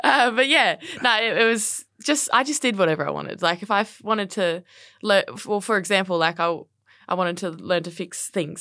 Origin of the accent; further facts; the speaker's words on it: Brisbane, Queensland, Australia; moved away as an adult; now in Melbourne, Australia; grew up in Brisbane on the north side, uh, and, yeah, had a, had a really fortunate and, uh, fun childhood